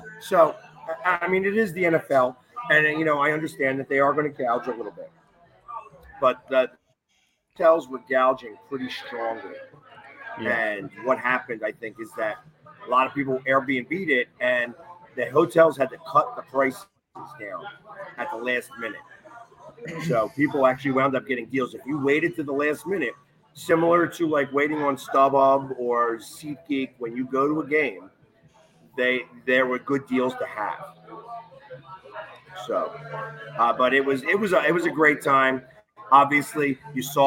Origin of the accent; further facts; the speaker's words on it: Philadelphia, Pennsylvania, United States; I'm from Philly